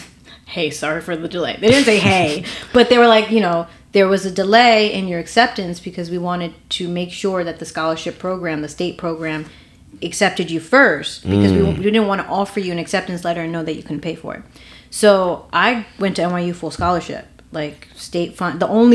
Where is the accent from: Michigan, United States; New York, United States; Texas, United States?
New York, United States; New York City; also born or lived in Dominican Republic / London; So I am Dominican, and I grew up in Harlem. A single mom.